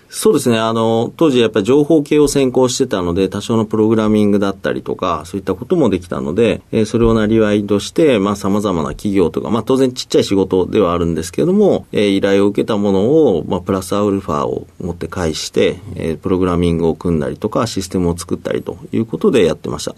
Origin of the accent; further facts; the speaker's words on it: Fukuoka, Japan; 僕はずっと福岡で生まれて、もうずっと中学、高校、大学とずっと福岡ですね。